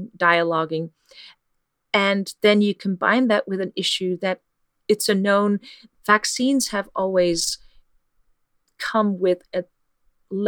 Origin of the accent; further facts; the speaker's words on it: Netherlands; moved away; I'm from the Netherlands